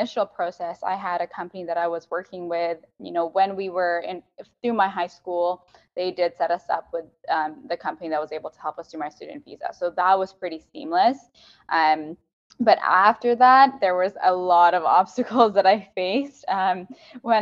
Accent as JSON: {"language": "English", "country": "Kenya", "tie": "born or raised there", "also_born_or_lived": "Ottawa, Canada", "moved": "as an adult", "lives_now": "Toronto, Canada", "said": "I'm born and raised in Kenya. My family is there. I'm the sixth generation Kenyan, but I'm Indian Kenyan"}